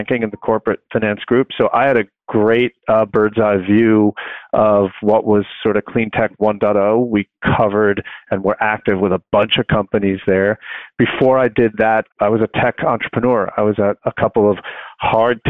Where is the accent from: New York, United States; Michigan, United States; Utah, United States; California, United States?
New York, United States; Long Island; I grew up on Long Island, and I went to school in New York City